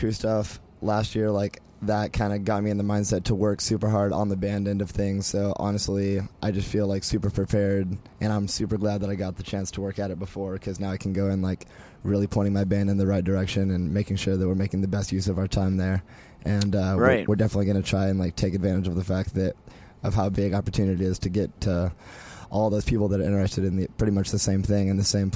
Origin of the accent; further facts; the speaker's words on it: San Diego, California, United States; We're from San Diego